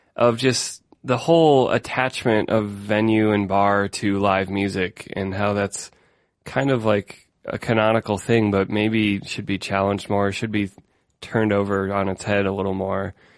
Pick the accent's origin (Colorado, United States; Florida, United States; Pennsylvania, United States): Colorado, United States; Denver; I'm from Denver, Colorado